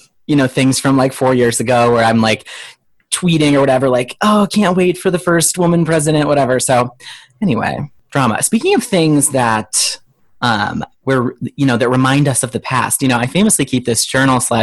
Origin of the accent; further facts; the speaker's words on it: Ohio, United States; I'm obviously from Ohio